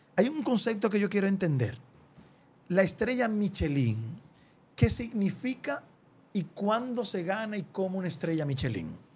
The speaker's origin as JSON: {"language": "Spanish", "country": "Dominican Republic", "said": "como dominicano"}